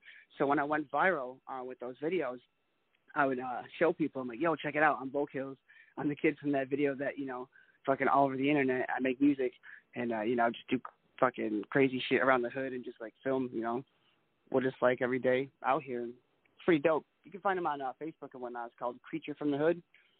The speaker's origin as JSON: {"language": "English", "town": "Riverside", "region": "California", "country": "United States", "said": "like, I come from Riverside, so I come, you know, from the hood."}